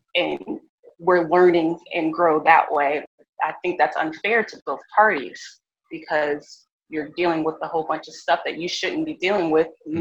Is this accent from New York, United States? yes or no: no; Virginia, United States; also born or lived in California; I grew up in Virginia